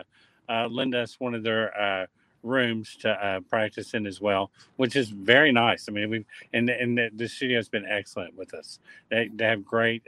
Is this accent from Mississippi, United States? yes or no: no; Southeast Texas, United States; moved away; am a native Southeast Texan. My family was from here, and I moved away, came back